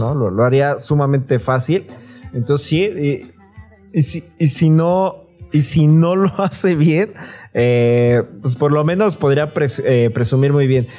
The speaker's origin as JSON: {"language": "Spanish", "country": "Mexico", "said": "yo soy de México"}